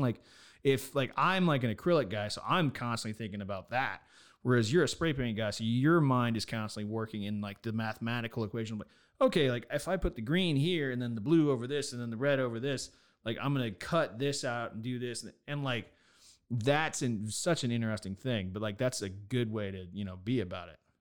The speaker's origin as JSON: {"language": "English", "region": "Nevada", "country": "United States", "said": "I'm from Nevada"}